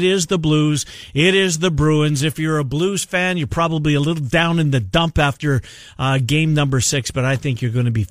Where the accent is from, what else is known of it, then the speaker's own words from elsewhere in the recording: Canada; I'm a Canadian